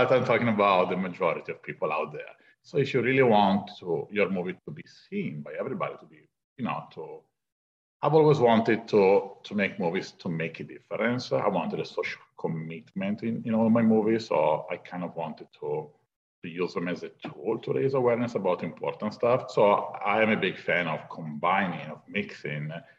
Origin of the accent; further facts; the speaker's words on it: Italy; moved away as an adult; now in Los Angeles, United States; I wanted to leave Italy. I came from Europe. I moved to LA just to pursue a career in filmmaking